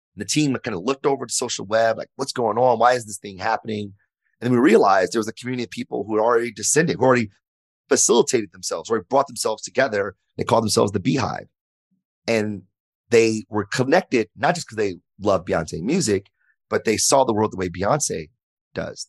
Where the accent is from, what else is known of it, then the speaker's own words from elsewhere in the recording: Detroit, Michigan, United States; I grew up in Detroit, uh, born and raised